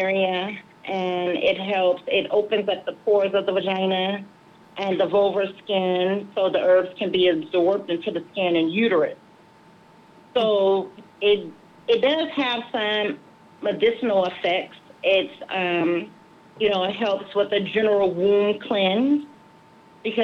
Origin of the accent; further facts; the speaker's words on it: New Orleans, Louisiana, United States; now in Las Vegas, United States; I'm originally from New Orleans